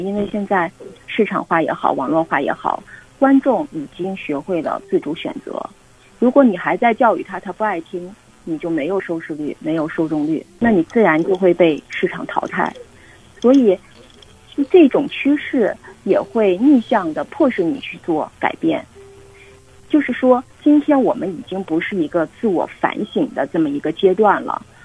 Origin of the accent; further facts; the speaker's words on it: Northeast China, China; 我们东北人的一个地域性格吧，非常的乐观